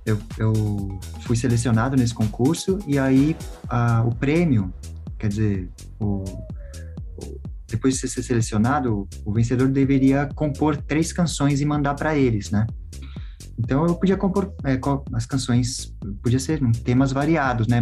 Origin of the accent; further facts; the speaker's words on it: São Paulo, Brazil; eu sou músico aqui de São Paulo